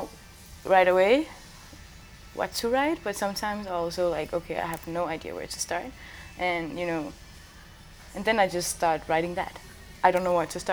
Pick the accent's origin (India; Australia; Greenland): Greenland; I was born and raised in Greenland, and I grew up speaking three languages all the time